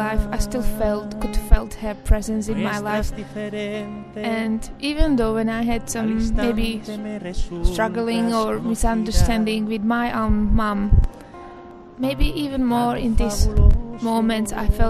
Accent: Slovakia; I'm from Slovakia

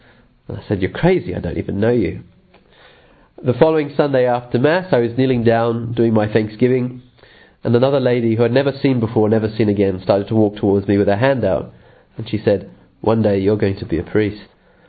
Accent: England, United Kingdom; born there; also born or lived in Australia; I'm a priest of the Archdiocese of Sydney, Australia. I'm actually English born, and where I'm currently am at the moment, I'm finishing a doctorate in the United Kingdom on natural law.

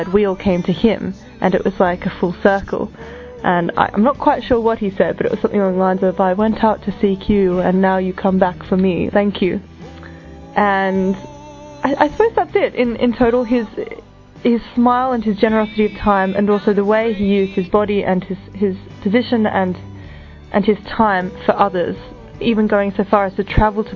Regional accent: Australia; I'm from Australia, and I'm 23.

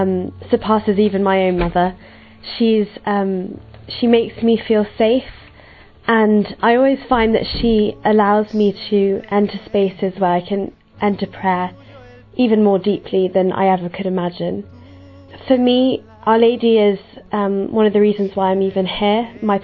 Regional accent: Yorkshire and the Humber, United Kingdom; I'm 17 and I'm from North Yorkshire in England.

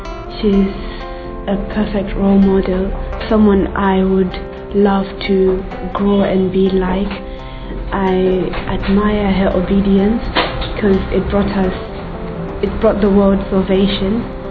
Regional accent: Zimbabwe; I come from Zimbabwe and I'm 21 years old.

